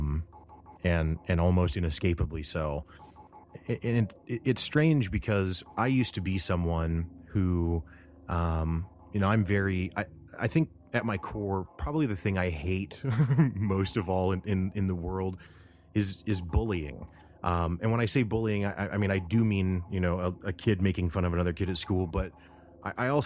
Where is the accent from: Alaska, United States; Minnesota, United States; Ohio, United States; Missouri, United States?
Missouri, United States; Springfield; I'm from Springfield, Missouri, and have lived here my whole life